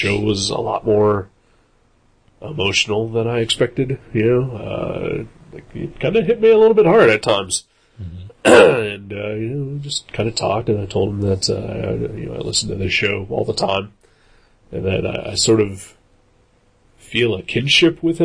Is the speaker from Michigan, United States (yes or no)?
no; Dayton, Ohio, United States; I'm from Dayton.